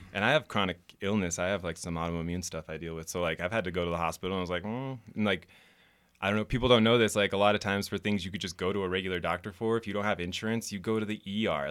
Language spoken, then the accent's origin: English; Reno, Nevada, United States; also born or lived in Los Angeles / San Jose / Las Vegas; I'm from here. Grew up Spanish Springs. Uh, spent most of my life in Reno